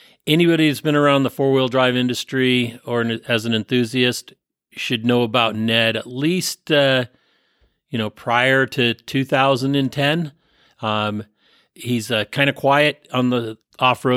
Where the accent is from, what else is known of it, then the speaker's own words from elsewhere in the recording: San Francisco Bay Area peninsula, California, United States; moved away; where I was born and raised, and that's the San Francisco Bay Area on the peninsula